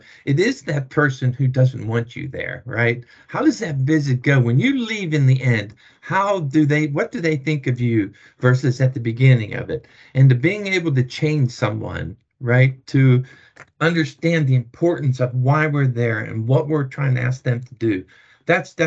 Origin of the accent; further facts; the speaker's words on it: Pittsburgh, Pennsylvania, United States; moved away; I'm from Pittsburgh